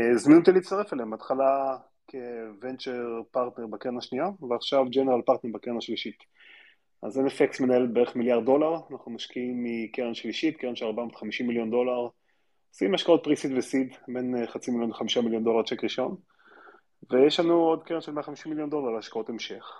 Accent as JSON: {"language": "Hebrew", "country": "Israel", "tie": "born or raised there", "also_born_or_lived": "Stanford, United States", "said": "נולדתי בארץ"}